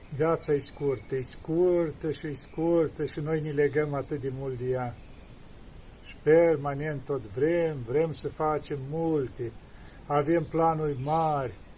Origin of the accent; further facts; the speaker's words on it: Romania; now in Mount Athos, Greece; eu sunt român